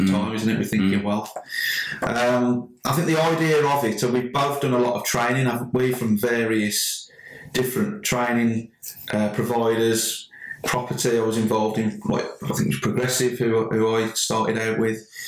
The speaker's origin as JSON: {"language": "English", "town": "Sedgley", "region": "West Midlands", "country": "United Kingdom", "said": "I'm actually from Sedgley"}